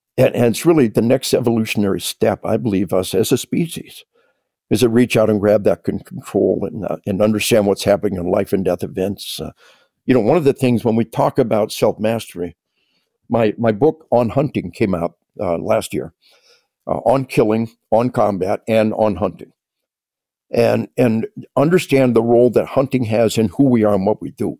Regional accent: Arkansas, United States; we are from Arkansas

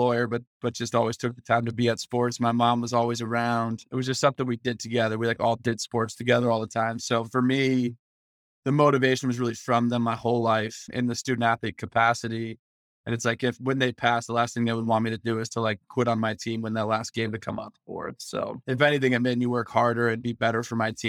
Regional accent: San Diego, California, United States; moved away as an adult; now in Northeast, United States; I grew up in San Diego

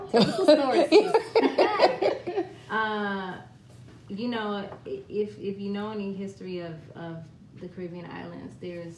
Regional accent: Washington, District of Columbia, United States; moved away as an adult; also born or lived in Miami / Baltimore / Oakland; I'm originally from D.C.

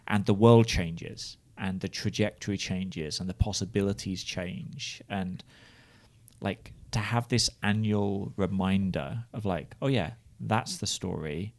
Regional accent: United Kingdom; moved away as an adult; now in United States; as a British person

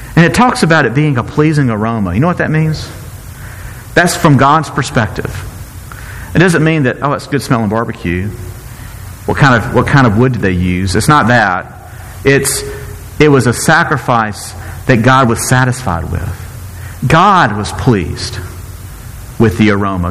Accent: Mississippi, United States; I'm from Mississippi

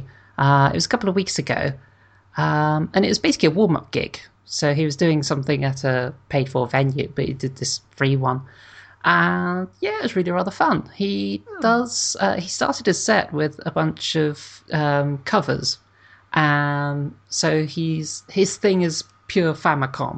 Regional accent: United Kingdom; I'm British

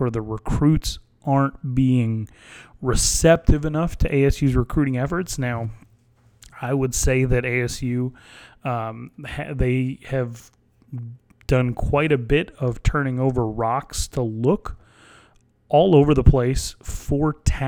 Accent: Wyoming, United States; I'm from Wyoming

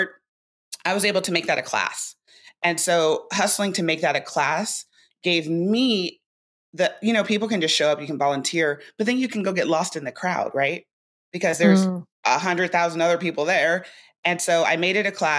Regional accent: Orange County, California, United States; moved away; We're both from Orange County. And I used to work for his dad at this thing called the Sawdust Festival when I was probably like 18

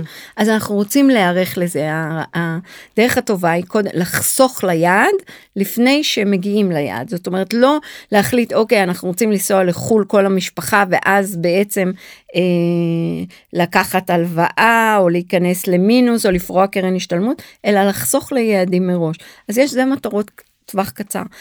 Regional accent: Tel Aviv, Tel Aviv District, Israel; also born or lived in New York; גדלתי כל החיים בתל אביב

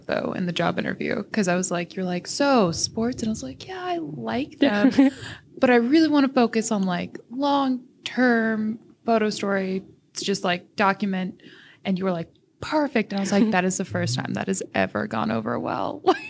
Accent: Alabama, United States; Well, I guess I'm from Alabama, I'm a military kid, so moved around a lot, but I live mostly in Alabama.

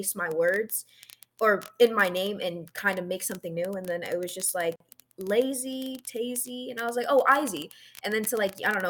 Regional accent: Toledo, Ohio, United States; also born or lived in Virginia; now in California, United States; from Ohio, Toledo, Ohio. I grew up there for like my whole life

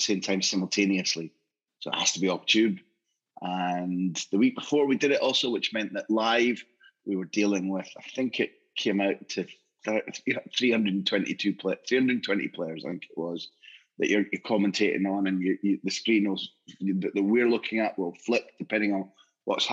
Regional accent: Aberdeen, Scotland, United Kingdom; moved away as an adult; also born or lived in Glasgow / London; now in Barcelona, Spain; born and brought up in Aberdeen, lived and worked in Glasgow, lived and worked in London, and I've been in Barcelona for the last 20 years.

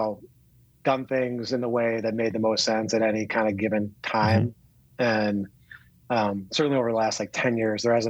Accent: Chicago, Illinois, United States; now in Oregon, United States; I consider myself a Chicago guy for sure.

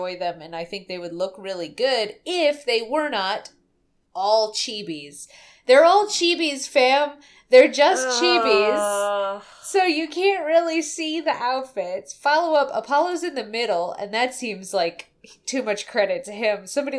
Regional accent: Russia; English is a second language; I'm from Russia.

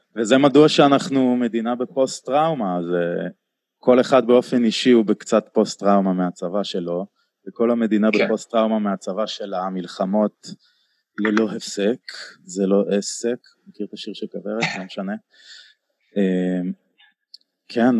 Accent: Tel Aviv, Tel Aviv District, Israel; אני גדלתי בתל אביב

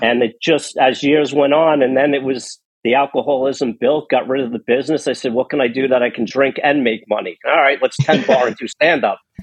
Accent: New York City, New York, United States; I was born in Queens. Um, so just over the river, a quick subway ride from where I was born

